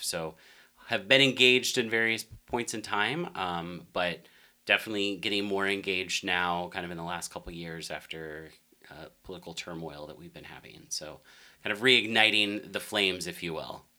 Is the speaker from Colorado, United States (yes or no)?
yes; Denver, Colorado, United States; also born or lived in Arkansas; now in Las Vegas, United States; born and raised in Denver, Colorado